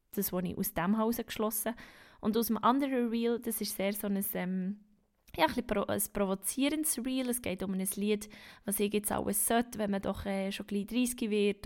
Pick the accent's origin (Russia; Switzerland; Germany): Switzerland; Bern; Ich bin eine Berner Singer-Songwriterin